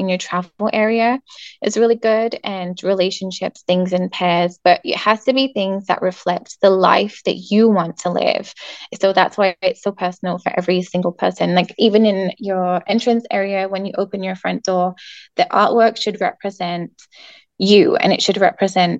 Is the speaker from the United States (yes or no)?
no; England, United Kingdom; moved away; I'm from England